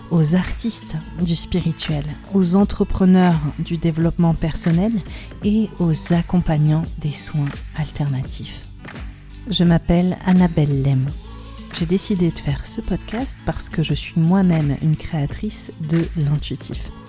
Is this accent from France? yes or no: no; India; Aujourd'hui, je vais vous parler de mon expérience en milieu sectaire, mon enfance en Inde, dans un environnement euh, bourré de, de dérives.